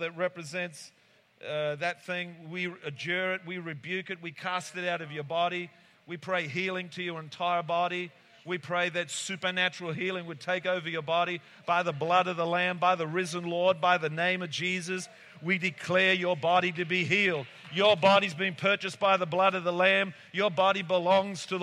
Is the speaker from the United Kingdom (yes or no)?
yes; England, United Kingdom